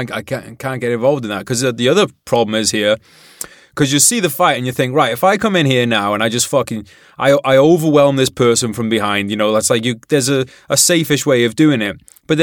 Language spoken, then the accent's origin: English; United Kingdom; I'm from Britain